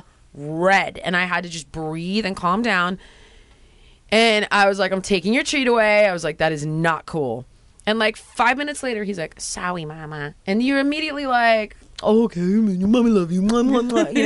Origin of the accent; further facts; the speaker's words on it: Los Angeles, California, United States; you're from here, and so am